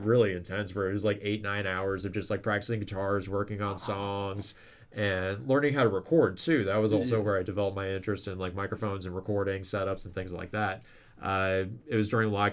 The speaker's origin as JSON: {"language": "English", "town": "Lakeville", "region": "Minnesota", "country": "United States", "tie": "born or raised there", "also_born_or_lived": "Mankato", "moved": "as an adult", "lives_now": "Winona, United States", "said": "we're all from Lakeville"}